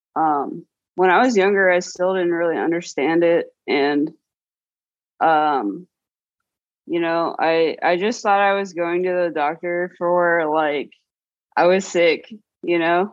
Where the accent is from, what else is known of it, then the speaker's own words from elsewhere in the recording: Norfolk, Virginia, United States; also born or lived in Portland area; now in Portland, United States; I was in Norfolk, Virginia